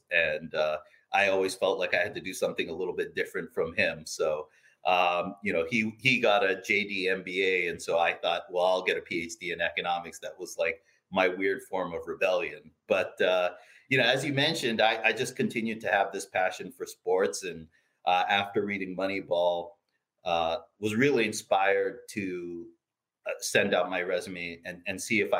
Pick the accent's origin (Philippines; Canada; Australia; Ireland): Philippines; I really started getting passionate about baseball as a kid growing up in the Philippines.